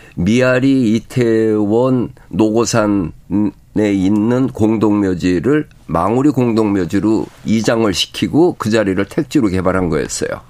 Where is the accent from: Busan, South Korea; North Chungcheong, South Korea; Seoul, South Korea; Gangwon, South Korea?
Seoul, South Korea; 내 고향 서울